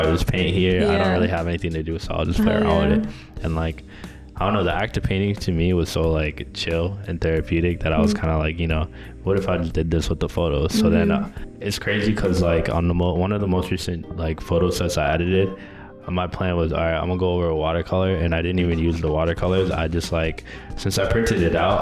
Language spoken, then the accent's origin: English; Boston, Massachusetts, United States; now in New York, United States; I'm originally from Boston, Massachusetts